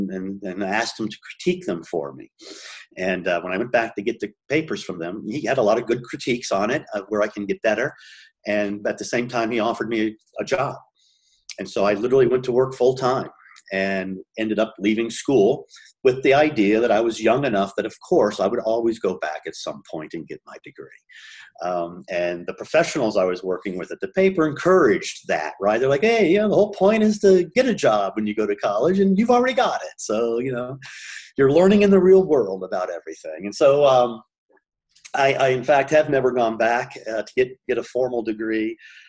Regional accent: Miami, Florida, United States; moved away; born and raised in Miami. I literally grew up two doors down from the house my mom grew up in her whole life, right?

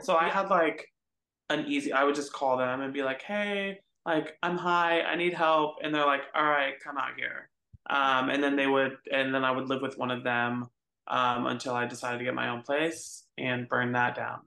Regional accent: Phoenix, Arizona, United States; moved away as an adult; now in Texas, United States; I grew up um in Phoenix, Arizona. So I'm not even from Texas. Um, I came out here when I was 24

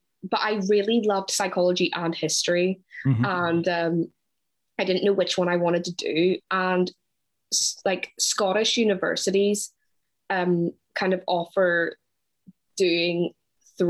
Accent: Ireland; moved away as an adult; now in Glasgow, United Kingdom; I'm from Ireland, but I moved to Glasgow in September 2018

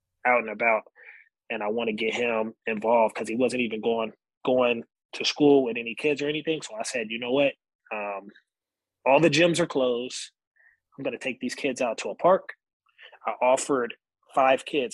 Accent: San Bernardino, California, United States; now in Beaumont, United States; I wanted the opportunity to police my home, my hometown

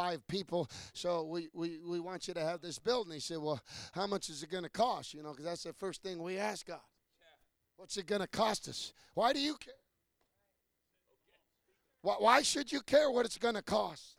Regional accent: United States; I'm American

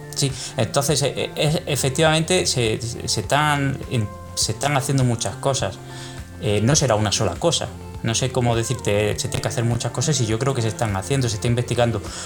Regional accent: Córdoba, Andalusia, Spain; moved away as an adult; also born or lived in Bremen; now in Madrid, Spain; yo nací en Córdoba, eh, estudié hasta los 18 años allí

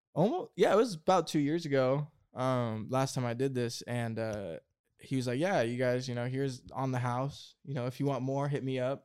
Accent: Oregon, United States; I grew up in Oregon in the woods

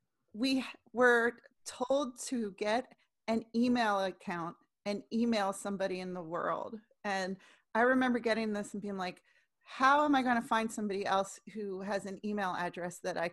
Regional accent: Cherry Hill, New Jersey, United States; We didn't do that in Cherry Hill.

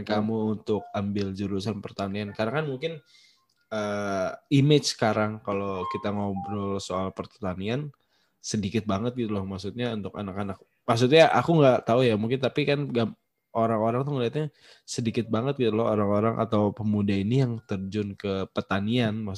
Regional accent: Cirebon, West Java, Indonesia; Kalau yang aku ingat dari Cirebon emang sih panas gitu loh. Walaupun eh, kampungku tuh padahal kan dia naik gunung atau lem, eh di lembah sih ya.

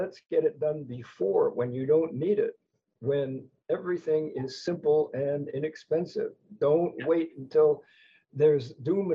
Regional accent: Hawaii, United States; As a fair-skinned person who was born and raised in Hawaii

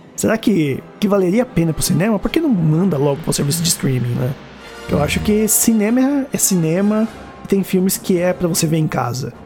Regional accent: São Caetano do Sul, São Paulo, Brazil; São Caetano, né? Minha cidade natal

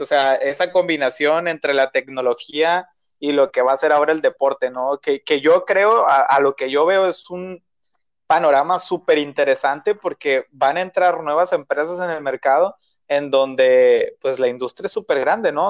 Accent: Mexico; como mexicano

